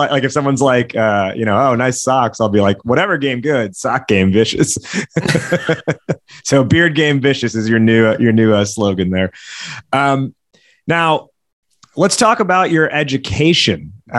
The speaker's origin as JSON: {"language": "English", "country": "United States", "tie": "born or raised there", "said": "not that I ever lived anywhere else outside of the US, but being the Indian kid here"}